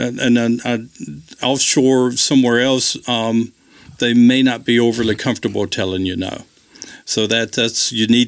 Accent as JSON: {"language": "English", "region": "Deep South", "country": "United States", "tie": "born or raised there", "said": "It was different growing up in the Deep South."}